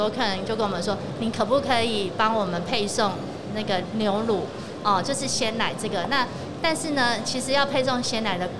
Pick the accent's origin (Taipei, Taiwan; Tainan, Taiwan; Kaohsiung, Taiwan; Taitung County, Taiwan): Tainan, Taiwan; 是台南，对我们的故乡。